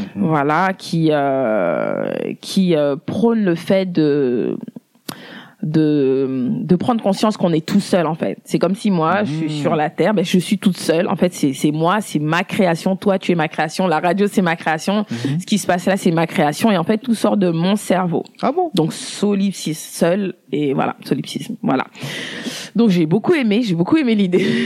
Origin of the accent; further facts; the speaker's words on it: France; je suis née en France, j'ai grandi en France